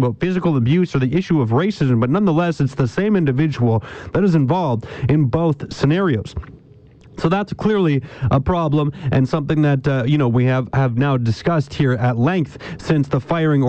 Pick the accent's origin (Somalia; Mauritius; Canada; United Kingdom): Canada; also born or lived in Thunder Bay, Ontario; now in Kamloops, Canada; I am a Canadian. I grew up in Canada.